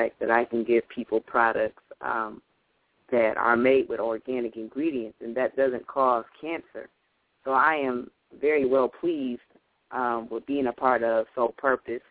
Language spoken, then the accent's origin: English; Lansing, Michigan, United States; I'm from Lansing, Michigan. I stay in Michigan.